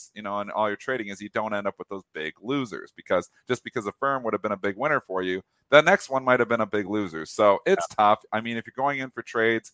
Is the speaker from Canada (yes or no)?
yes; Leamington, Ontario, Canada; moved away; I was from Leamington